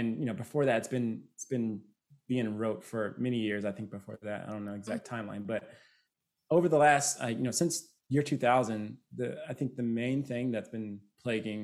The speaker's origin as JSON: {"language": "English", "country": "United States", "said": "that is my culture, right? I'm American."}